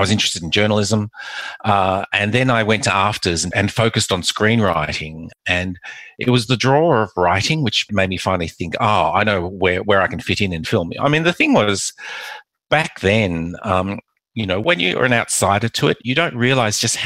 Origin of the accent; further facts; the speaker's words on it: Perth, Western Australia, Australia; also born or lived in Macau / Melbourne; I came to Australia when I was 3 and my mother never encouraged us to speak Mandarin or Cantonese